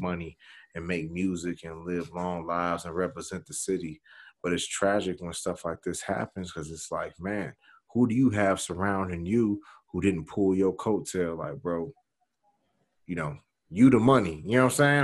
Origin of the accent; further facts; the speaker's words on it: Chicago, Illinois, United States; I'm from Chicago